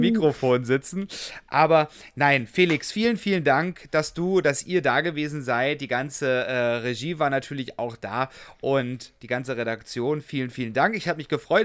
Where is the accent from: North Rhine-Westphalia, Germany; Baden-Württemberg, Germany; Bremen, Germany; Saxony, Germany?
Saxony, Germany; in meiner Heimat Sachsen